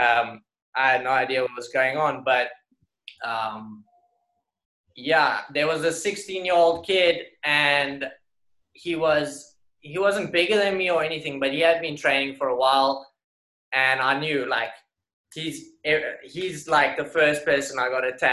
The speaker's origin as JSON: {"language": "English", "town": "Somerset West", "region": "Western Cape", "country": "South Africa", "tie": "born or raised there", "also_born_or_lived": "Strand", "moved": "as an adult", "lives_now": "New York, United States", "said": "we had quite a fun club out in Somerset West, my hometown."}